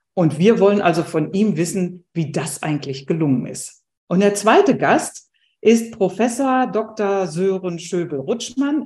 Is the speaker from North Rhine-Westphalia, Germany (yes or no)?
yes; Ruhr area, North Rhine-Westphalia, Germany; Ich komme jetzt aus dem Ruhrgebiet